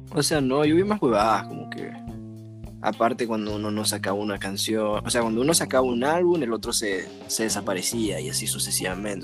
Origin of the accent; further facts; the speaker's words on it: Ecuador; como humano ecuatoriano